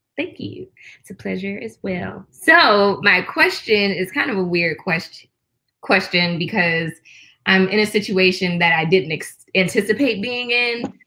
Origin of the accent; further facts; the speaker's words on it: Detroit, Michigan, United States; I'm from Detroit.